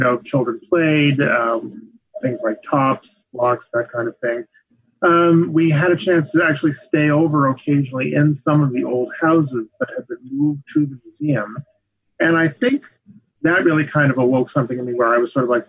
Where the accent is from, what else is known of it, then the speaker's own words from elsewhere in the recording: Long Island, New York, United States; also born or lived in Hudson River Valley, New York; No, I grew up on Long Island until I was about 12